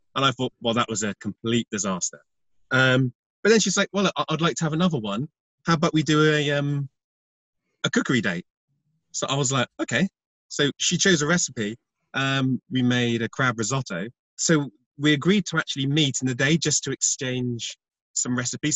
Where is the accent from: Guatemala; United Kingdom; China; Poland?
United Kingdom; being British